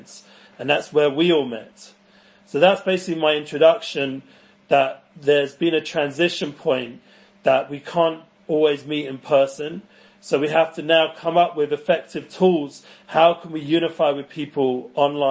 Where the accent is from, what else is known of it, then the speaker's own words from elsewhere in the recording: London, United Kingdom; moved away as an adult; now in Israel; I grew up in North London in the entertainment world